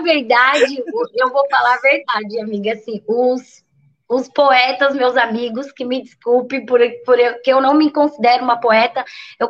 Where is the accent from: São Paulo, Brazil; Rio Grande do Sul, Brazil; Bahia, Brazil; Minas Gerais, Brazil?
São Paulo, Brazil; moved away as an adult; now in Bertioga, Brazil; nasci, fui criada, que é o Paraisópolis Zona Sul, que é uma também uma grande periferia lá de São Paulo também.